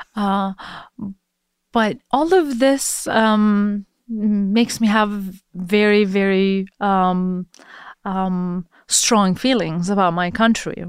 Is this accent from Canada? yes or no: no; Iran; moved away